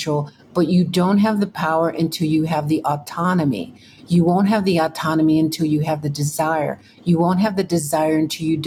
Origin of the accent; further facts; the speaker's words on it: Texas, United States; I grew up in Texas